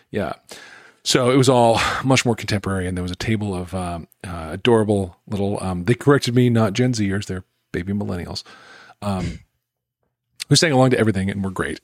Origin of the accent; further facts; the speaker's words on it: Greensboro, North Carolina, United States; in Greensboro, my hometown